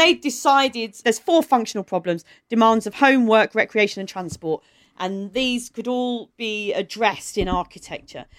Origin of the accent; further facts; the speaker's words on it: Maidstone, South East England, United Kingdom; I grew up in Kent, which still has the eleven plus